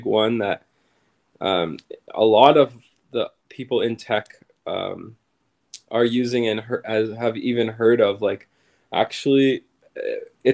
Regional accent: Saskatchewan, Canada; now in Toronto, Canada; We're from Saskatchewan

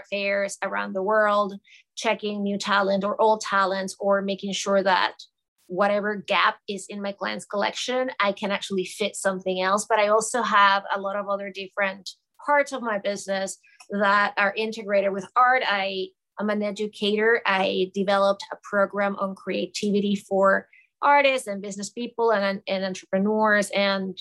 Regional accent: Caracas, Capital District, Venezuela; moved away as an adult; now in New York City, United States; I was born and raised in Caracas, Venezuela, and I moved to the United States in the late 90s.

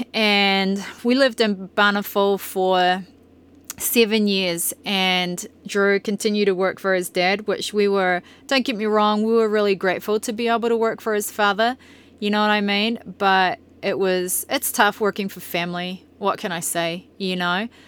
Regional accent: New Zealand; moved away as an adult; also born or lived in Brisbane, Australia / Tokoroa, New Zealand; now in Bountiful, Utah, United States; about being a Kiwi

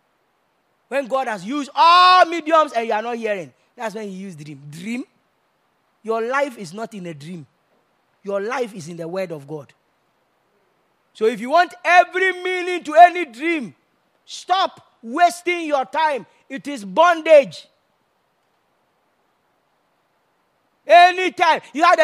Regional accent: Kumasi, Ashanti, Ghana; I'm from Kumasi

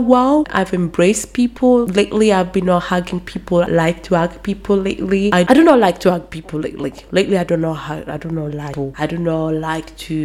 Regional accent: Brescia, Lombardy, Italy; I was from Northern Italy

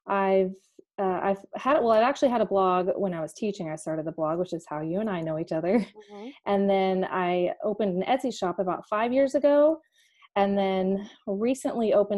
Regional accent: Dallas, Texas, United States; we are from Dallas, Texas, a suburb north of Dallas

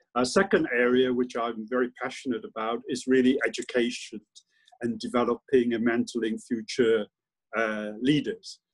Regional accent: Hong Kong; moved away as an adult; also born or lived in London; I was born in Hong Kong, and I was. I did my primary and secondary education in Hong Kong.

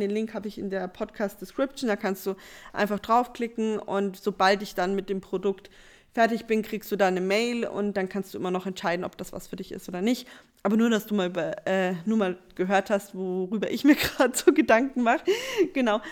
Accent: Bavaria, Germany; Bei uns in Bayern gab es ähm, Puffnet, PBU, also Partys bei uns

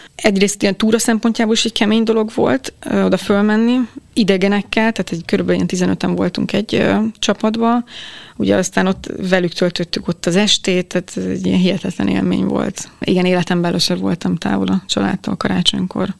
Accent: Hungary; én Magyarisztánból vagyok

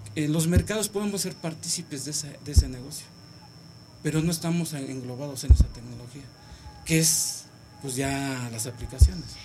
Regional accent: Oaxaca, Mexico; also born or lived in Iztacalco, Mexico City; soy oaxaqueño

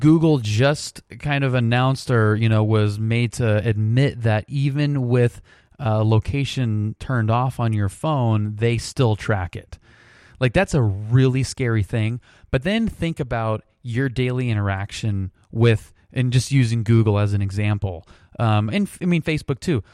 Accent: United States; being an American

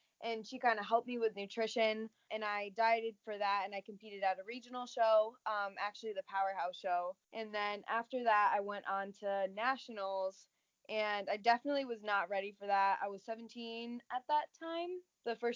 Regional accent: Connecticut, United States; I'm from Connecticut. I've always been in Connecticut, actually, pretty much my whole life.

